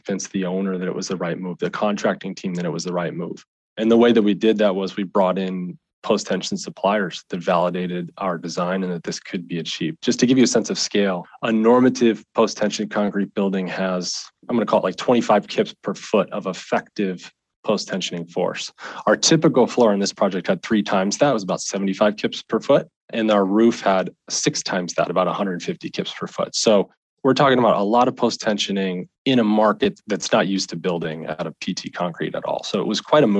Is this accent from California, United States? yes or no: no; Pennsylvania, United States; moved away as an adult; my hometown in Pennsylvania.